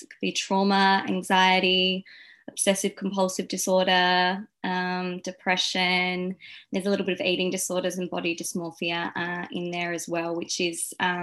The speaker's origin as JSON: {"language": "English", "town": "Adelaide", "region": "South Australia", "country": "Australia", "moved": "as an adult", "lives_now": "Sydney, Australia", "said": "I'm originally from Adelaide in South Australia and I moved to Sydney about a year and a half ago"}